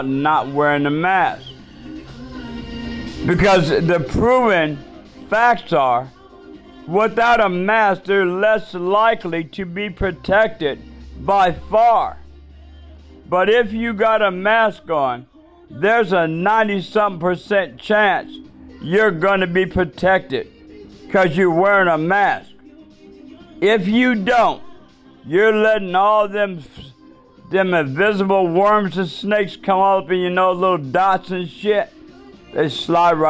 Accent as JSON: {"language": "English", "town": "Seattle", "region": "Washington", "country": "United States", "tie": "born or raised there", "said": "University of Washington. That's my state. That's my hometown."}